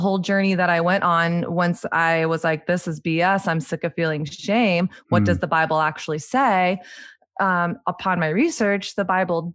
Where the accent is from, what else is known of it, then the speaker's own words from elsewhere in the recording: the South, United States; moved away; also born or lived in New York City; growing up in Southern evangelical conservative culture